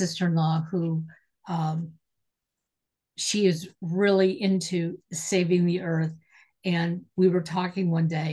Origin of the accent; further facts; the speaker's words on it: Detroit, Michigan, United States; I'm originally from Detroit, and, cars were made in Detroit when I was growing up